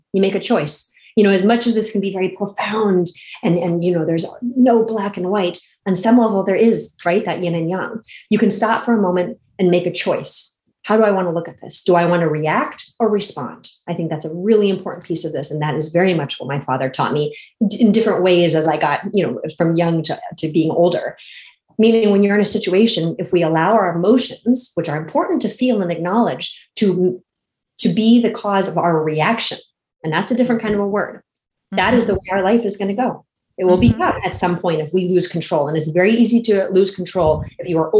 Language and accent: English; San Diego, California, United States; I grew up basically in San Diego, California.